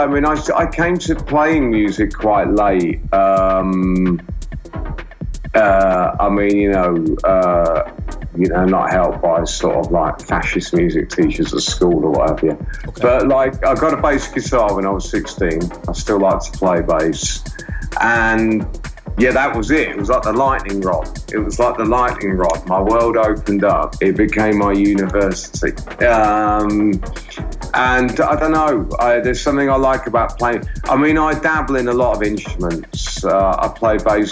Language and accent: English; Wellingborough, East Midlands, United Kingdom; moved away as an adult; also born or lived in London; I grew up in the Midlands in England. Yeah. I was born in a town called Wellingborough and I lived in Northamptonshire until my early 20s when I went to London